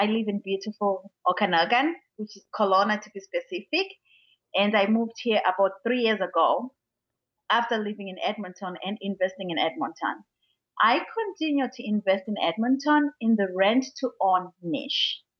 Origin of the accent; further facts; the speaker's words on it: Zimbabwe; From Zimbabwe.